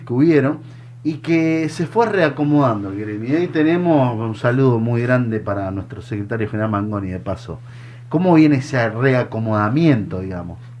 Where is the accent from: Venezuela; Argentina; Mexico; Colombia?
Argentina; Mendoza; moved away; yo vengo de Mendoza